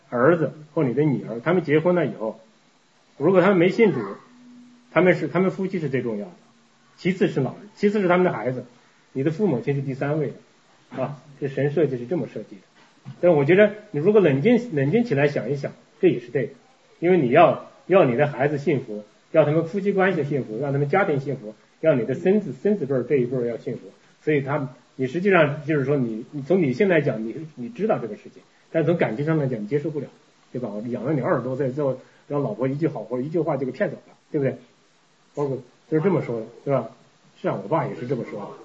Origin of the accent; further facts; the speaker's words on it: China; moved away as an adult; now in Canada; 我们这个从大陆来的，特别是像我们这个比较老一点儿的，结婚早一点的